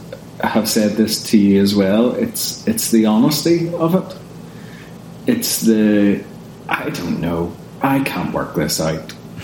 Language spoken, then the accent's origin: English; Northern Ireland, United Kingdom